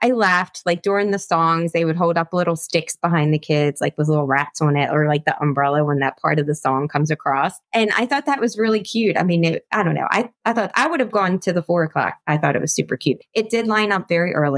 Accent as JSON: {"language": "English", "region": "Florida", "country": "United States", "said": "I told him from Florida"}